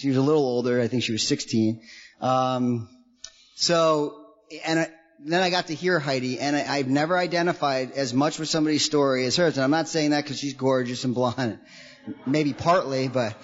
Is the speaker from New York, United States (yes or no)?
yes; New York, United States; I grew up in New York. My parents split when I was really young. I grew up an hour out of New York City